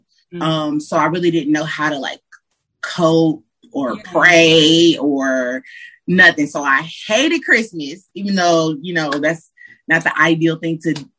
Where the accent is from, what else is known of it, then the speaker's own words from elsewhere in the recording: Detroit, Michigan, United States; Yes. You know, you can't just say Detroit without saying a side. It's a difference.